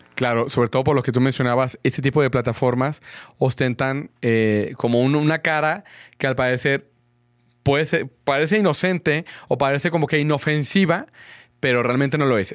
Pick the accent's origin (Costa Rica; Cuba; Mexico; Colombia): Mexico; Guadalajara, Jalisco; yo soy de Guadalajara